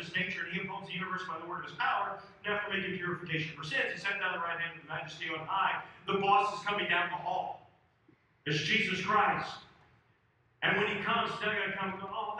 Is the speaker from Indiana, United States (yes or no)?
yes; Indiana, United States; now in Houston, United States; I come from Houston, grew up in Indiana